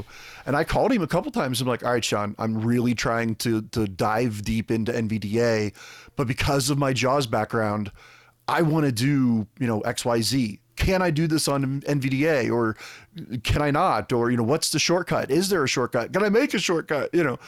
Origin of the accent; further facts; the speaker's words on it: Scotland, United Kingdom; I'm Scottish, damn it.